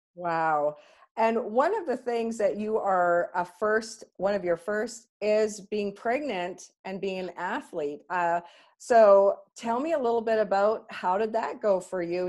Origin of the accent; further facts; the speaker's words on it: Canada; we're so Canadian